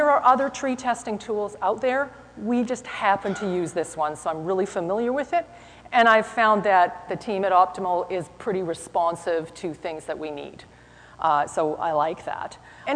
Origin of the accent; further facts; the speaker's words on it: Canada; I am from Canada.